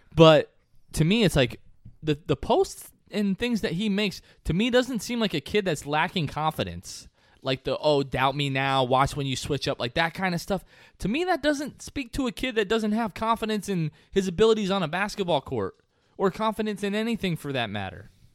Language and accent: English; New Jersey, United States; I'm from New Jersey